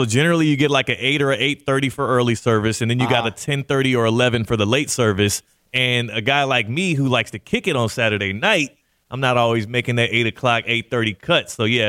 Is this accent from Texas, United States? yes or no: yes; Houston, Texas, United States; I grew up in the Central time zone as well in Houston